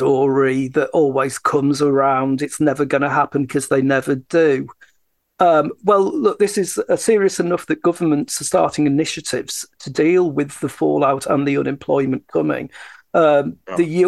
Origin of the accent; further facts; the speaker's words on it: United Kingdom; also born or lived in Teesside; I'm a Brit. I don't live in America.